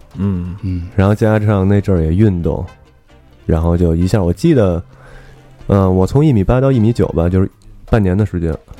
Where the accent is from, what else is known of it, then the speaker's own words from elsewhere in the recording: Beijing, China; now in London, United Kingdom; 小时候的生长环境呢，我我是出生在大院儿的， 嗯 后来跟姥姥姥爷一块儿生活，就跟胡同里了。等我真正和父母住一块儿的时候，实际上是一个教师楼